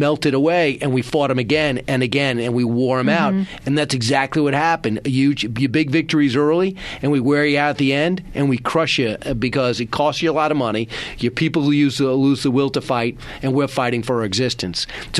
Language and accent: English; Long Island, New York, United States; I grew up on Long Island and I work in New York City and I've been here for 19 years.